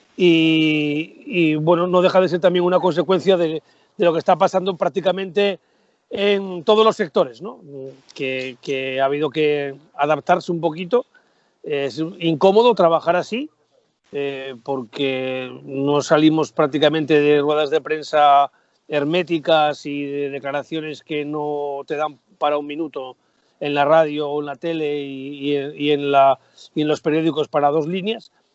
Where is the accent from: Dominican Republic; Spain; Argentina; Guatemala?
Spain; Gijón, Asturias; De Gijón por todos los costados